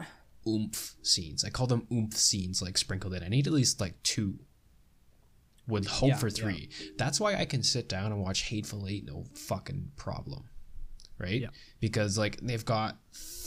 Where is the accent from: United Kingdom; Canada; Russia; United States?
Canada; I'm Canadian. Like, I'm fucking fifth generation Canadian